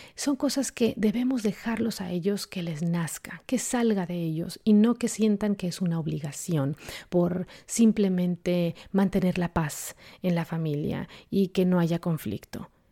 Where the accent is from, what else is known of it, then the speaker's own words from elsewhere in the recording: Mexico; en la cultura en la que yo crecí, yo soy de México